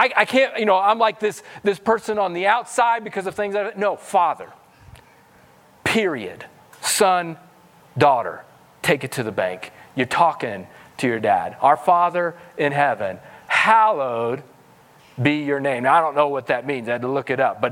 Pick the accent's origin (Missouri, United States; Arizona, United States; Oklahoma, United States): Missouri, United States; moved away; I'm from Missouri, so I have some redneck roots in me.